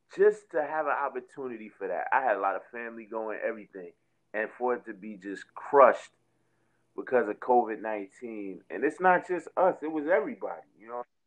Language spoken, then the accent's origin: English; Jersey City, New Jersey, United States; I'm from Jersey City. I'm from Martin Luther King Drive in Jersey City.